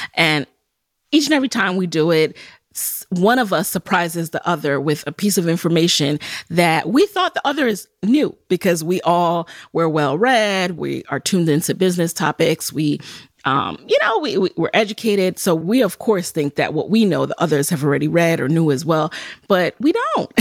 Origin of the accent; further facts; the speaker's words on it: New York City, New York, United States; as a Jamaican, someone who grew up in the Bronx